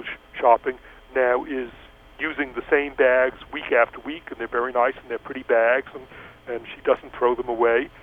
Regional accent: East Coast, United States; now in Los Angeles, United States; I grew up in the East Coast

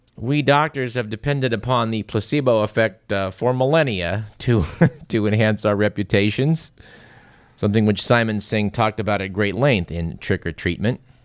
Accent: Fremont, California, United States; my hometown of Fremont

